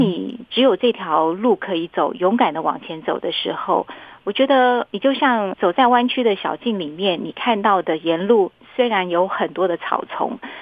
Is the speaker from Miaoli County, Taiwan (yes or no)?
yes; Miaoli County, Taiwan; 因为我是苗栗人